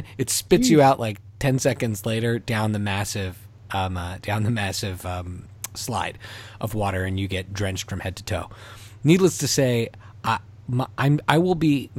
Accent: Montreal, Quebec, Canada; We grew up in Montreal, home of La Ronde.

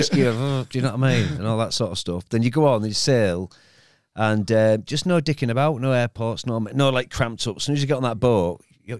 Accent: Hull, Yorkshire and the Humber, United Kingdom; I'm from Hull, aren't I?

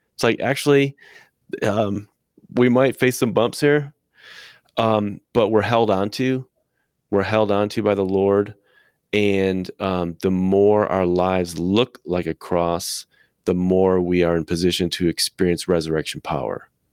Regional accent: United States; also born or lived in Midwest; I, as an American white man, have been trained by my culture

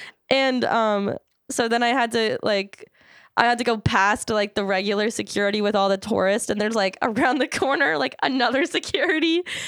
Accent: Maryland, United States; also born or lived in Philadelphia; Well, we're from Maryland, don't we?

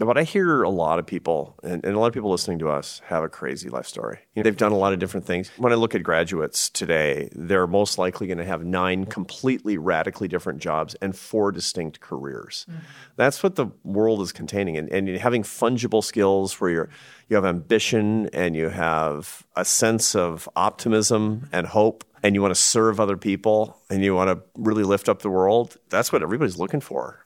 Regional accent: Seattle, Washington, United States; I grew up in Seattle, Washington, which is the most progressive place in America

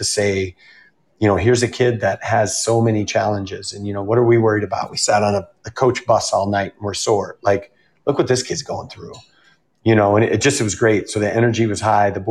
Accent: Minnesota, United States; moved away; I grew up in Minnesota

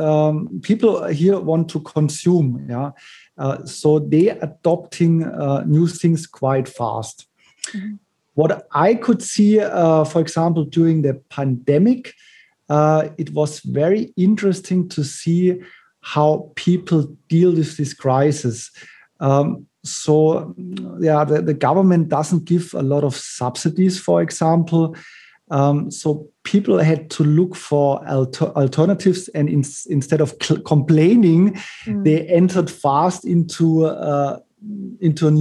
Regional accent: Munich, Bavaria, Germany; moved away as an adult; now in Kuala Lumpur, Malaysia; originally, I'm from Munich, Germany, and I've been living here in Malaysia now for over 9 years

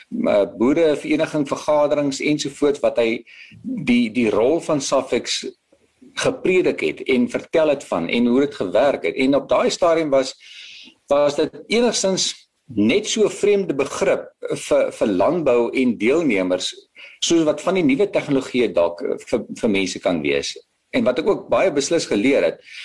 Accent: South Africa; as 'n Afrikaner en as 'n uh, 'n persoon wat in die landbou

